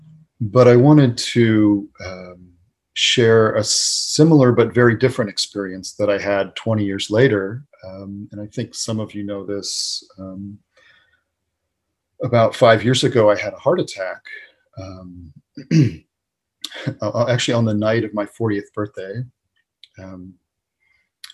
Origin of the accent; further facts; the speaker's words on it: New England, United States; moved away; growing up in New England